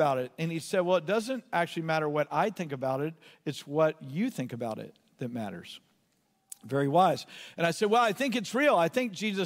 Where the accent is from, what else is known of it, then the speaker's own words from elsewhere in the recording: Southeast Texas, United States; I grew up in Southeast Texas, and Southeast Texas, boys didn't cry